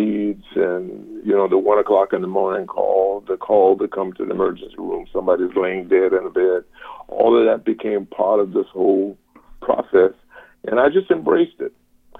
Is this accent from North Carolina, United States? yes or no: no; Savannah, Georgia, United States; I grew up in Savannah, Georgia, and my grandfather, Reverend Rufus Dinkins, he pastored a church in Savannah, and we grew up in the church.